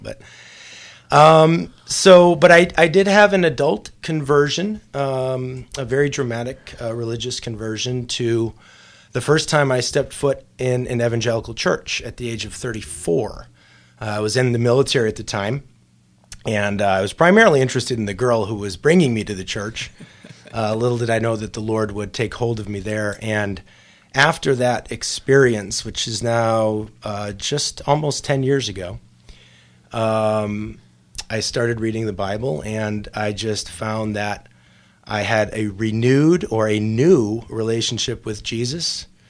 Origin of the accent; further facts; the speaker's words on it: Chicago, Illinois, United States; I grew up on the south side of Chicago